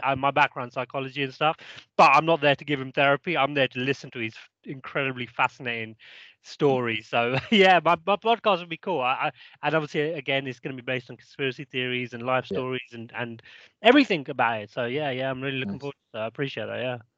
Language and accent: English; Crawley, South East England, United Kingdom; now in Peak District, United Kingdom; I'm actually from Crawley, which is down south by Gatwick Airport, by London.